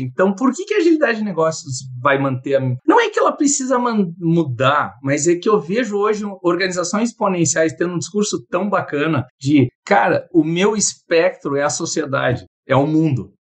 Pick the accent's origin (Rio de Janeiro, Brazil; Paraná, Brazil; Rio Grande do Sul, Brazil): Rio Grande do Sul, Brazil; Porto Alegre; moved away as an adult; also born or lived in São Paulo; eu sou de Porto Alegre, mas eu estava fazendo mestrado na Universidade de São Paulo